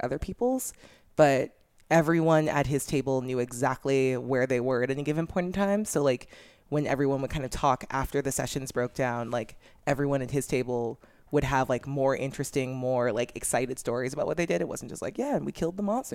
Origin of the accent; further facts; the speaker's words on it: Orange County, California, United States; I'm from Orange County